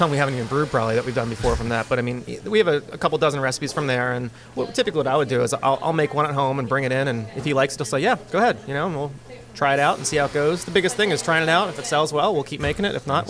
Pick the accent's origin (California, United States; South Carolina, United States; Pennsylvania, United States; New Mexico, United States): Pennsylvania, United States; Bucks County, north of Philadelphia; moved away as an adult; also born or lived in Lancaster County, Pennsylvania; now in Lititz area, United States; I'm originally from Bucks County, a little north of Philly. I moved out here for college.